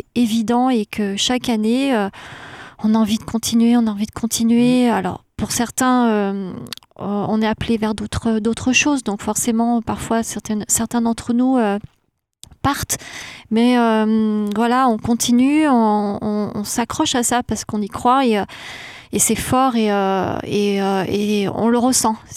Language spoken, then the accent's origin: French; Saint-Chamond, Auvergne-Rhône-Alpes, France; moi, je suis du, coin de Saint-Chamond, donc qui est sur ce territoire du Gier